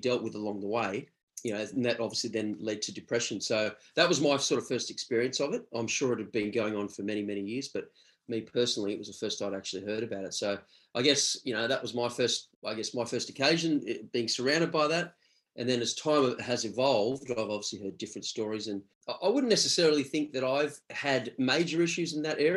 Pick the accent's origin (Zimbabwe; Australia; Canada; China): Australia; Sydney, New South Wales; moved away as an adult; also born or lived in Galway, Ireland; I grew up in Sydney